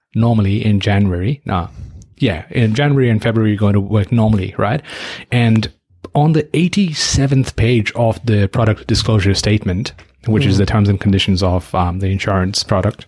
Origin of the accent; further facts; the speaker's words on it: Nepal; now in Australia; My home country, Nepal